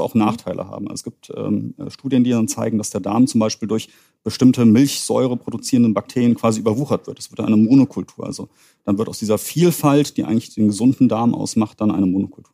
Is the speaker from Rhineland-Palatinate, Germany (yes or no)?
no; Königstein im Taunus, Hesse, Germany; moved away as an adult; also born or lived in Greifswald / Düsseldorf; ich bin gebürtiger Hesse aus Königstein und Taunus